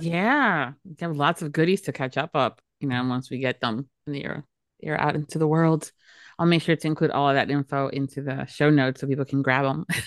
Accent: Florida, United States; born and raised in Florida.

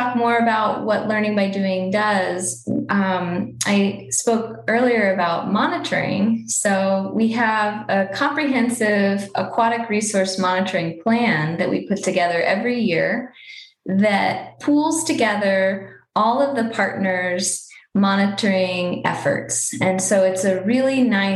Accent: Georgia, United States; moved away as an adult; also born or lived in Pennsylvania / California; now in Colorado, United States; I actually grew up on the East Coast in Georgia

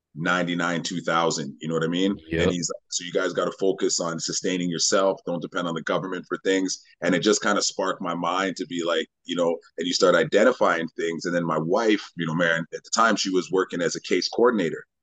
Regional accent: Winnipeg, Manitoba, Canada; moved away as an adult; now in Vancouver, Canada; I grew up in Winnipeg, Manitoba

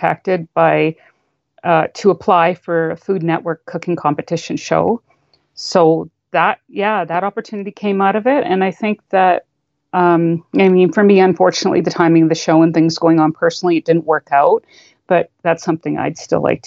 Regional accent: Canada; as a Canadian

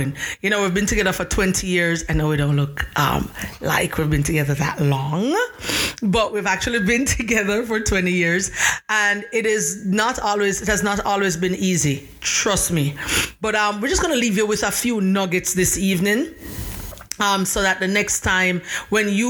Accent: Jamaica; I am Jamaican, and my husband is from Brooklyn, New York.

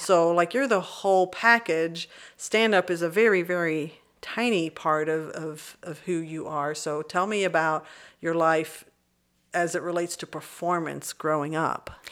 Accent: Burleson, Texas, United States; now in Austin, United States; I grew up in Burleson

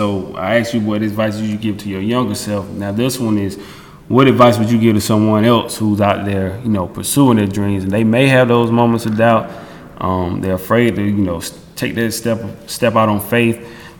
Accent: the South, United States; see, I'm from the South, so you know, I grew up on, you know, …, …, …, …, and ….

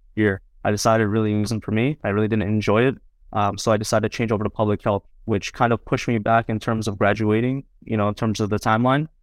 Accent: New Jersey, United States; also born or lived in Queens, New York; I grew up alongside him in Jersey, you know, ever since I was four, three or four years old.

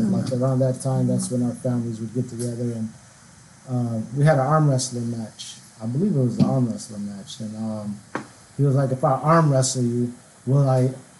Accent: Yemen; moved away; I was born in Yemen

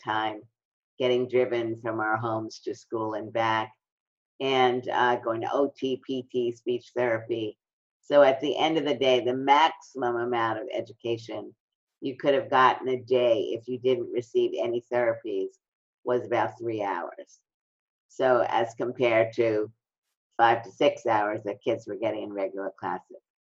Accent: New York City, New York, United States; I'm from Brooklyn, and really a lot of my development was the result of experiencing discrimination

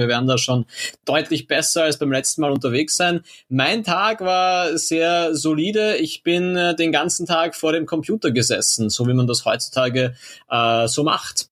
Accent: Austria; bei uns in Österreich

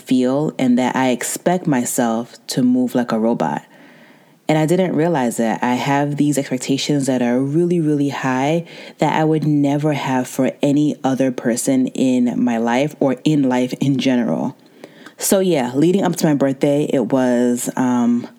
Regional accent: United States; I was born and raised in America

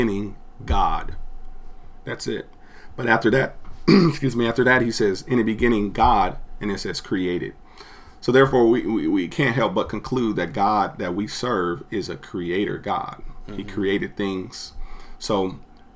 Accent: Los Angeles, California, United States; I'm from Los Angeles

